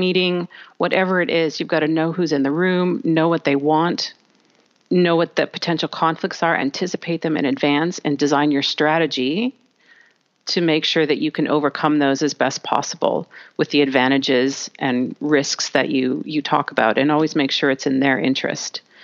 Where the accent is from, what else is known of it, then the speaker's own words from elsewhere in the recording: Canada; I'm from Canada, we're quite open, quite friendly.